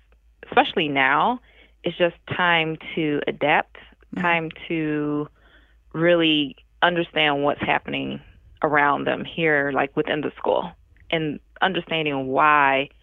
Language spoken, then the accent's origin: English; Michigan, United States; moved away as an adult; also born or lived in Detroit, Michigan / Grand Rapids, Michigan; now in Oak Park, United States; I'm definitely from Michigan. But I found my way over here in Illinois teaching first grade.